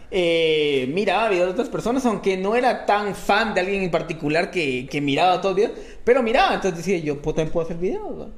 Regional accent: Guatemala City, Guatemala Department, Guatemala; normalmente todo fue en zona 5. Ah, Tuve mis momentos en zona 7, no fue mucho, pues, o sea, era por momentos, pero normalmente sí en zona 5. Ahí estudié, ahí me gradué, ahí crecí

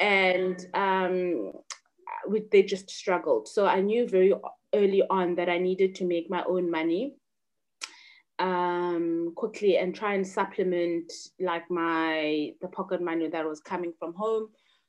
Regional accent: Butterworth, Eastern Cape, South Africa; As I said, I grew up in Butterworth.

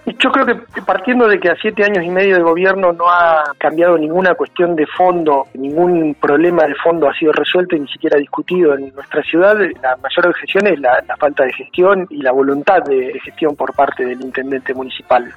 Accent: Punta Alta, Buenos Aires Province, Argentina; also born or lived in Bahía Blanca; nací en la maternidad del sur, pero mis papás vivían en Punta Alta

